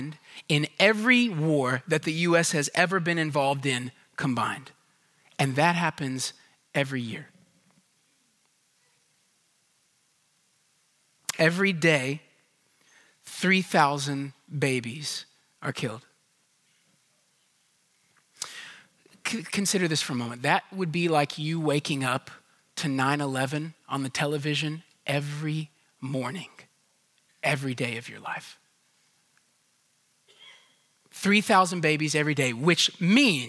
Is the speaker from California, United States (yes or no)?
no; Houston, Texas, United States; I grew up in Houston